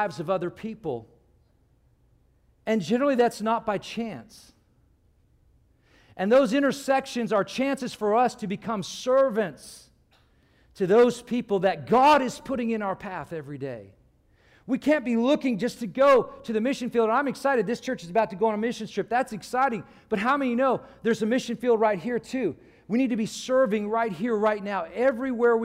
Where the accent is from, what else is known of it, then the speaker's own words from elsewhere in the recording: California, United States; also born or lived in Ireland; When I was a kid growing up in California